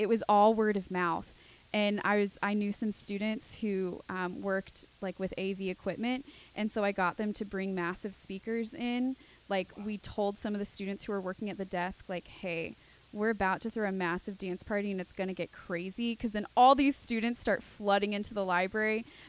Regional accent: Charlottesville, Virginia, United States; also born or lived in Newport News; So I was born Newport News, moved around, ended up settling in Charlottesville.

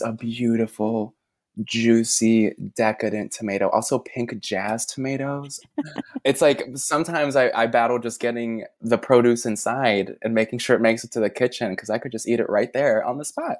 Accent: Chicago, Illinois, United States; also born or lived in New York City; now in Tennessee, United States; I grew up in Chicago

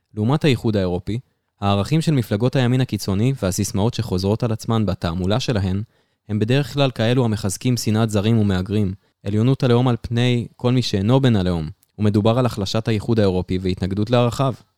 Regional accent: Israel; אצלנו בישראל

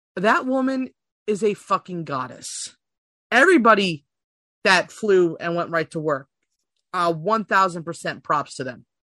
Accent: Philadelphia, Pennsylvania, United States; I'm a Philadelphian baby

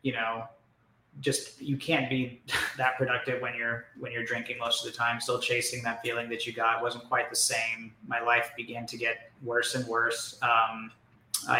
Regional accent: Orange County, California, United States; I'm from Orange County

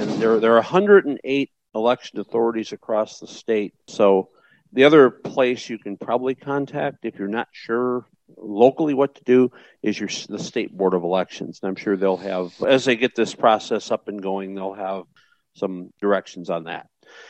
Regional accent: Chicago, Illinois, United States; I'm from Chicago.

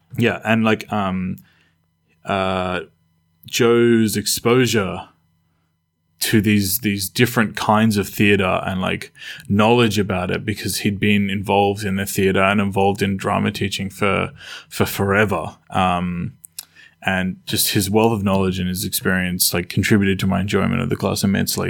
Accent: Australia; where I grew up, Australia

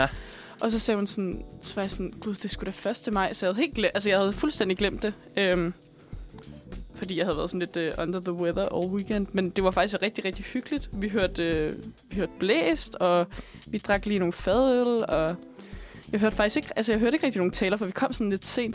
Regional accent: Bornholm, Capital Region of Denmark, Denmark; moved away; jeg er fra Bornholm, og jeg gik, øh, først på en skole, der hed Østerlars Gudhjemsskole

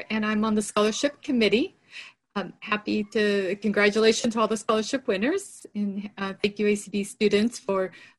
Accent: Los Angeles, California, United States; I'm from Los Angeles, California, at a university in Cal Poly Pomona

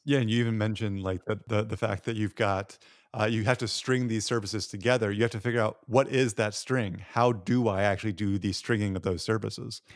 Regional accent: Tennessee, United States; I'm from Tennessee

